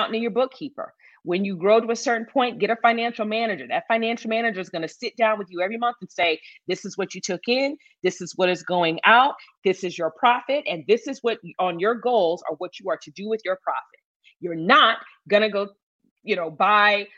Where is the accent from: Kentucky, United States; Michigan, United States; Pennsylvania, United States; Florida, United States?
Michigan, United States; moved away as an adult; also born or lived in New York City, United States; now in Dallas, United States; I was born and raised in Michigan. And I lived in New York for 10 years